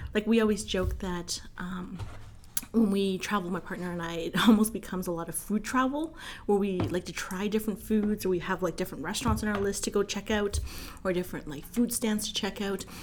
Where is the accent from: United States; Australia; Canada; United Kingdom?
Canada; Vancouver, British Columbia; now in Calgary, Canada; I'm from Vancouver, and a lot of my friends in Vancouver